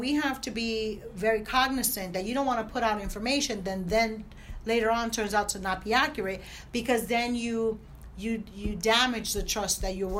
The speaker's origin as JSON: {"language": "English", "town": "Newark", "region": "New Jersey", "country": "United States", "tie": "born or raised there", "said": "I grew up in Newark"}